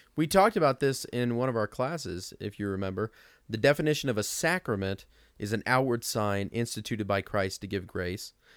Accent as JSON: {"language": "English", "town": "Mount Zion", "region": "Illinois", "country": "United States", "said": "I'm from Mount Zion, so, you know, out of the middle of nowhere."}